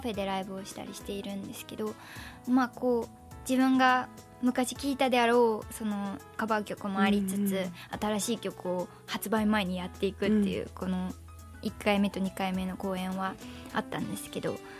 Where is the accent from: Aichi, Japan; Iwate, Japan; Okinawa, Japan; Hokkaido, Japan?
Hokkaido, Japan; moved away as an adult; now in Tokyo, Japan; いまだにあの地元が北海道なんですけど、はい東京に来て5年経ちましたが